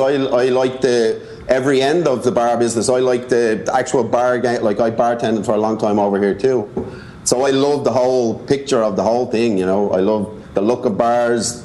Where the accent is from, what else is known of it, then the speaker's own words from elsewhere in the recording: Dublin, Leinster, Ireland; moved away as an adult; now in New York, United States; I'm from Dublin